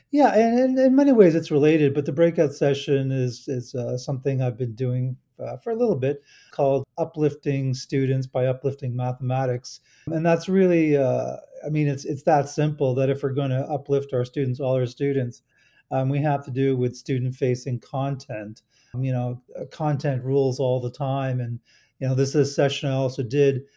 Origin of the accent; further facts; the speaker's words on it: Toronto, Ontario, Canada; in Toronto, my hometown